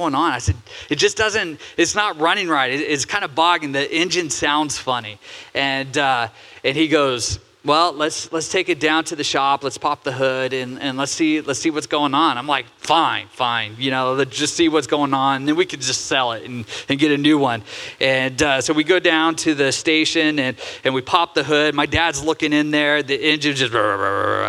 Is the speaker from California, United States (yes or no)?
yes; Santa Cruz, California, United States; now in Oregon, United States; Growing up, I grew up in Santa Cruz, California.